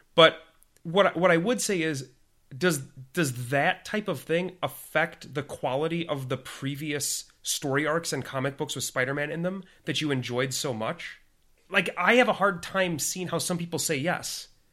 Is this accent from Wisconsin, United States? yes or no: no; Minnesota, United States; accent: Minnesotan; my Min-, my Minnesotan accent